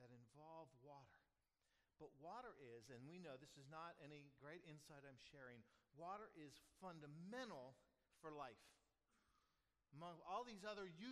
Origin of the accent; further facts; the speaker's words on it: Pasco County, Florida, United States; growing up in Pasco County